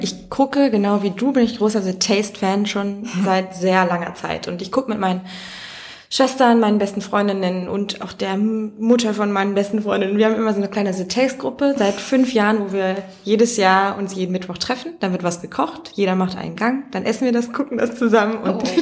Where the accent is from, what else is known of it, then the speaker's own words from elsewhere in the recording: Mecklenburg-Vorpommern, Germany; ich komme aus einem kleinen Dorf in Mecklenburg